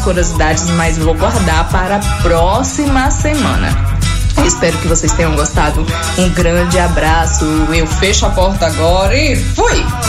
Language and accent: Portuguese; Vitória da Conquista, Bahia, Brazil; nós somos os conquistenses